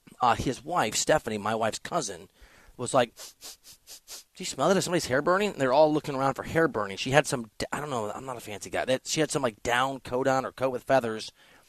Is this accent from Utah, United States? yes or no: no; Iowa, United States; I'm not from there, but I'm from Iowa and I'm from a blue collar city there.